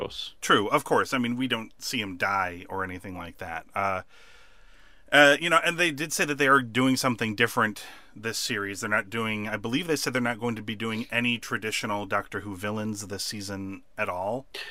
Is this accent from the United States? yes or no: yes; United States; as an American